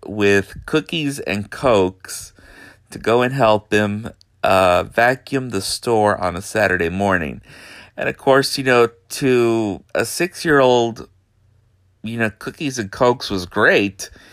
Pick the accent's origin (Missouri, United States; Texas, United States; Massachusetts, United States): Texas, United States; Brownsville; also born or lived in Houston, Texas / San Antonio, Texas / Austin, Texas; I grew up in Brownsville, Texas, most of my life